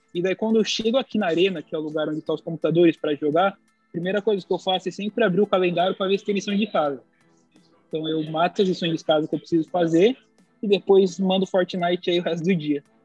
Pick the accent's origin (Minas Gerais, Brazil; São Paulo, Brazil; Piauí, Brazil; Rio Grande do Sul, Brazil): São Paulo, Brazil; now in United States; vim de São Paulo pro Rio de Janeiro